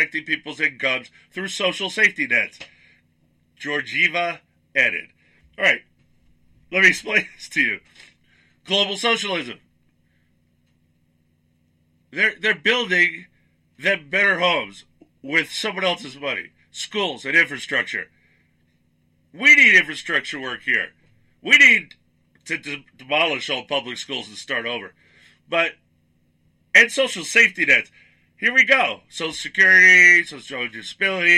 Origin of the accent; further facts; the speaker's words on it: Suffolk County, Long Island, New York, United States; I grew up in Suffolk County, Long Island, New York